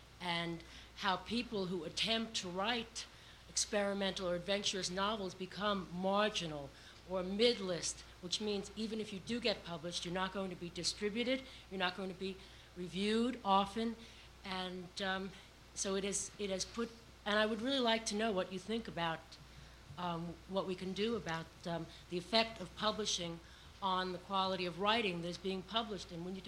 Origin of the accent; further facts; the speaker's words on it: United States; I'm an American novelist.